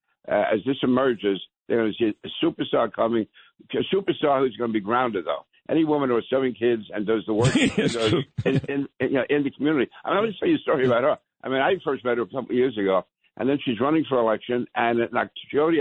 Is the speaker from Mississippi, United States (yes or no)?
no; New York City, New York, United States; also born or lived in Manhattan / Brooklyn; I was born in Manhattan, raised in Queens, went to school in Brooklyn. I consider myself a diehard New Yorker